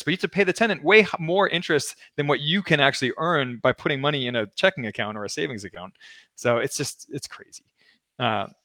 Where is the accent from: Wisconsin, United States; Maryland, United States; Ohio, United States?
Maryland, United States; Baltimore; Well, it's my hometown. I'm from Baltimore.